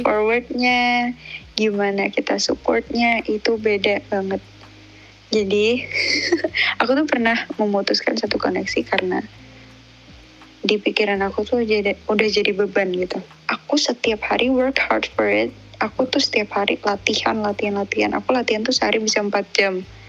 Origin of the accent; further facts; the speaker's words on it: Malang, East Java, Indonesia; accent: medok; aku kan Jawa Timur